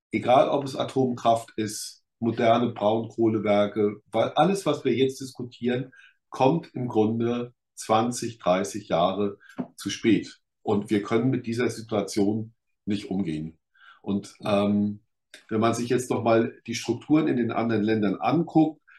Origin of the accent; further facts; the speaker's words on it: Rhineland-Palatinate, Germany; Ich komme da 30 Kilometer aus Kaiserslautern, komme ich hier, das wäre eine ganze Region. Fröhlicher Pfälzer wäre total verseucht